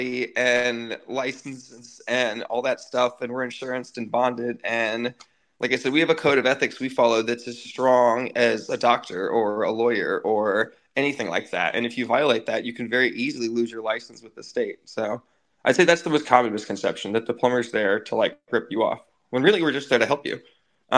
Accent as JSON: {"language": "English", "town": "Dayton", "region": "Ohio", "country": "United States", "moved": "yes", "lives_now": "Florida, United States", "said": "I'm from Dayton, Ohio."}